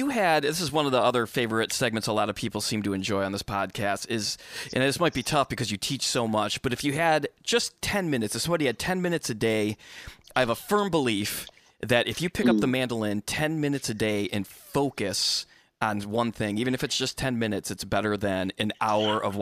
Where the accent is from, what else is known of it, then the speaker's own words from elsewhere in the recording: Michigan, United States; I'm from Michigan originally.